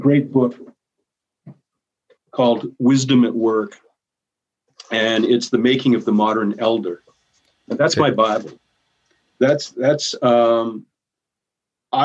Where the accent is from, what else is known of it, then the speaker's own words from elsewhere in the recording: Maine, United States; now in Winona, United States; I'm from Maine. Wasn't even born in Minnesota